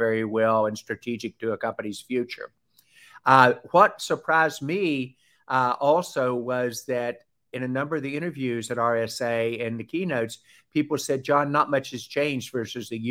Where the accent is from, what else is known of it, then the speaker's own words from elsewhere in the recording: Southern, United States; accent: Southern; my Southern accent